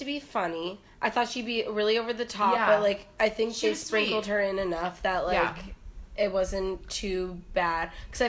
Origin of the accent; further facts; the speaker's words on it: Florida, United States; also born or lived in Thomasville, North Carolina; Yeah, Thomasville, North Carolina, but we moved to Florida, like, a few months after, so. Wow. That's why I always say I just grew up in Florida.